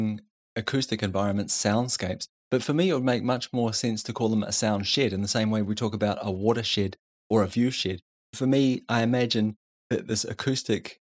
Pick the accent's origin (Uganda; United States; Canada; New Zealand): New Zealand; growing up in New Zealand